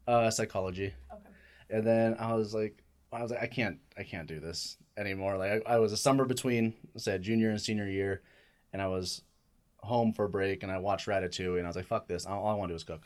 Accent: Gilbert, Arizona, United States; also born or lived in Chandler, Arizona; now in Tucson, United States; I was born in Chandler, but I grew up in Gilbert uh, area. Then I moved uh, down to Tucson in 2009.

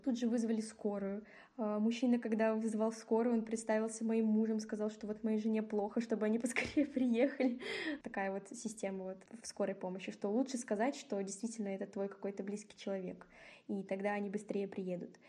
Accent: Kazakhstan; moved away as an adult; now in Minsk, Belarus; я приехала из Казахстана

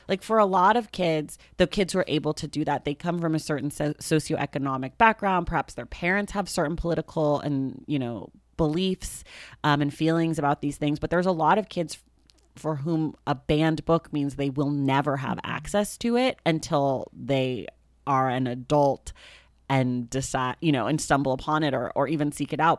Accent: Oakland, California, United States; I grew up in Oakland, California.

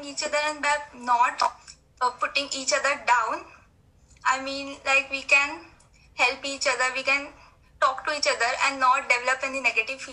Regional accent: India; I'm from India

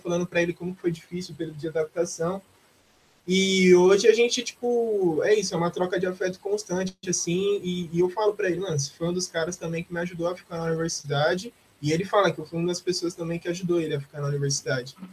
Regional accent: Osasco, São Paulo, Brazil; also born or lived in Campinas; eu cresci aqui em Osasco e estou aqui até hoje

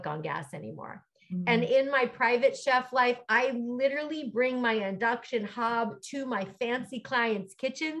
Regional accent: Pennsylvania, United States; moved away as an adult; also born or lived in Philadelphia; now in California, United States; I'm from Pennsylvania, mm-hmm. Went to school in Philly

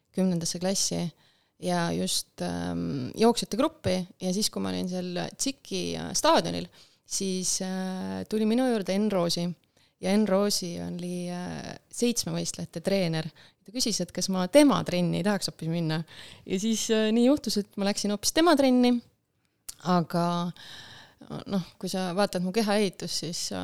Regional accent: Rakvere, Lääne-Viru County, Estonia; ma olen pärit Lääne-Virumaalt ja ma käisin Rakvere

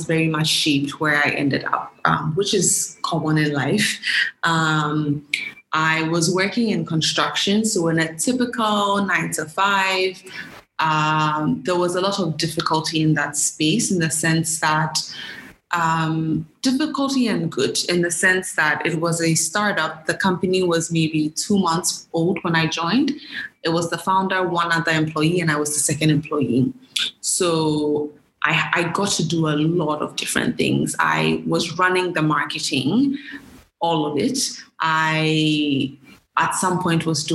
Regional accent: Ghana; moved away as an adult; also born or lived in United States; born and raised in Ghana

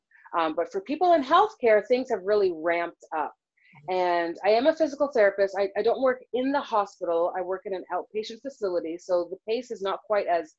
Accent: Toronto, Ontario, Canada; moved away as an adult; also born or lived in Seattle, Washington; now in United States; I was born and raised in Toronto, Canada

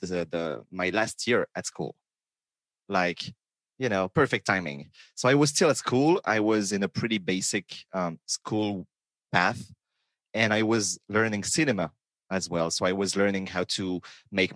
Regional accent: France; born or raised there

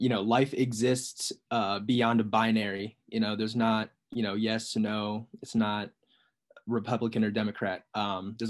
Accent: Annapolis, Maryland, United States; now in Washington, DC, United States; I'm originally from Annapolis, Maryland, but living in DC right now

